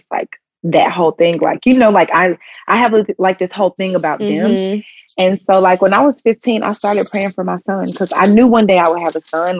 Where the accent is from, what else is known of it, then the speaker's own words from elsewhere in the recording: the South, United States; we're from the South. So people always talk like